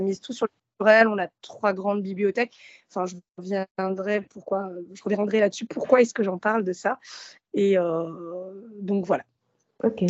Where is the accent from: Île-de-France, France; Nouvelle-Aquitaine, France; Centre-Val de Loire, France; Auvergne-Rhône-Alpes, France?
Île-de-France, France; Gennevilliers; also born or lived in Morocco / Nanterre; J'ai grandi euh, un peu à Nanterre, ensuite à Gennevilliers, donc dans les Hauts-de-Seine